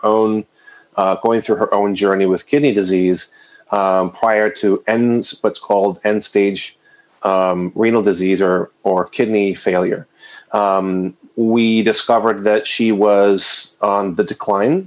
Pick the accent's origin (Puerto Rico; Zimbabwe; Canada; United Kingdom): Puerto Rico; San Juan; also born or lived in Western Massachusetts; now in New England, United States; I was born and raised in San Juan, Puerto Rico, just outside in the suburbs of San Juan, Puerto Rico